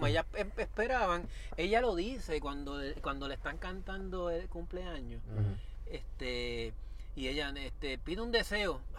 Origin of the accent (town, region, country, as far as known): Puerto Rico